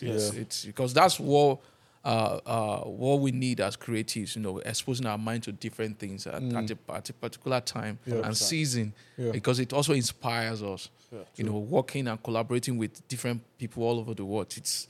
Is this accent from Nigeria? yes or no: yes; Nigeria; I'm a Nigerian.